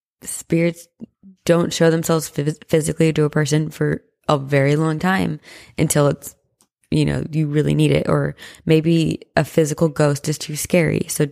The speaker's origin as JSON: {"language": "English", "town": "Las Vegas", "region": "Nevada", "country": "United States", "tie": "born or raised there", "said": "I was born and raised in Las Vegas, and every Sunday during football season, my family would go to a specific hotel and casino to place football bets and have breakfast at the buffet."}